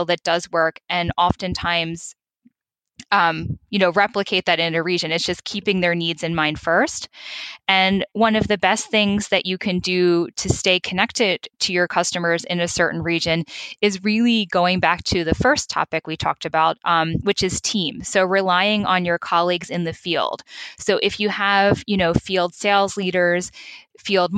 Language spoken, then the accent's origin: English; United States; accent: American; moved away as an adult; now in Europe; I'm American, as you may have noticed from my accent